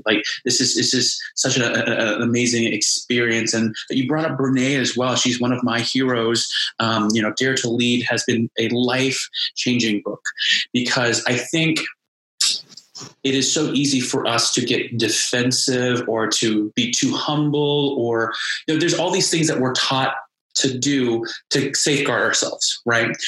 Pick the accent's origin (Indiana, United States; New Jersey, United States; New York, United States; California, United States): Indiana, United States; Indianapolis; moved away; I'm originally from Indianapolis